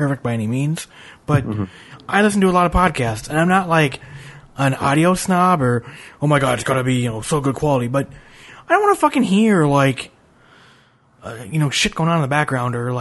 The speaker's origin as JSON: {"language": "English", "town": "Minneapolis", "region": "Minnesota", "country": "United States", "moved": "yes", "lives_now": "North Carolina, United States", "said": "I'm from Minneapolis originally."}